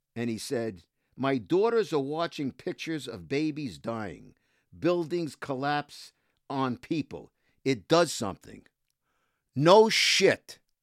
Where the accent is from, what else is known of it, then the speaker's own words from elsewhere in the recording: New York City, New York, United States; I was raised in housing, in a housing project in Brooklyn, in Cheapside Bay